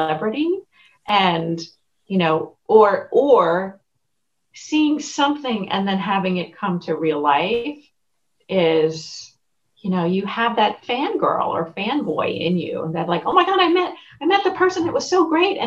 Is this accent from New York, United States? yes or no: yes; New York, United States; moved away; also born or lived in Connecticut; I grew up in New York and then we moved to a small town in Connecticut